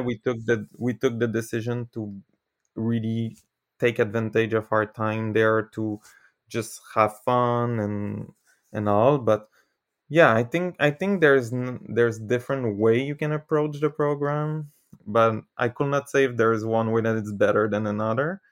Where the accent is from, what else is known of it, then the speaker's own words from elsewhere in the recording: Canada; first language French; English is a second language; I'm from Canada